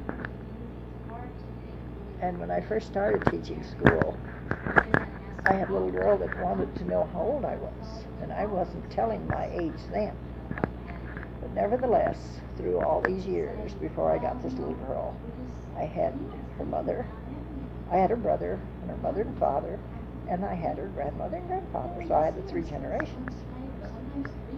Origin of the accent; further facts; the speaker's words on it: Spring Gulch, Colorado, United States; I was born in Spring Gulch, a mining town that is no longer there.